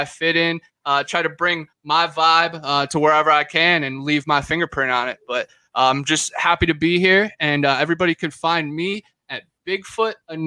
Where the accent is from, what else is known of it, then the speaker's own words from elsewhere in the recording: Cleveland, Ohio, United States; also born or lived in Florida; now in Florida panhandle, United States; I'm originally from Cleveland, Ohio, the mistake on the lake. I grew up fishing on Lake Erie